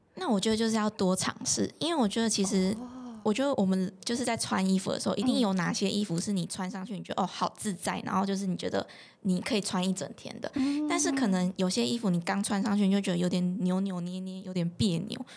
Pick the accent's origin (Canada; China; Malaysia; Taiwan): Taiwan; Changhua County; 我的家乡彰化